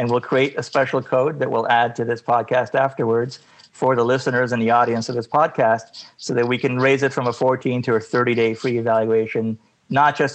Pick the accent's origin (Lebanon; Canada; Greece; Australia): Canada; also born or lived in United States; I'm Canadian by nature, but, you know, I'm sort of, you know, trans-border, if you will. And I work and live on both sides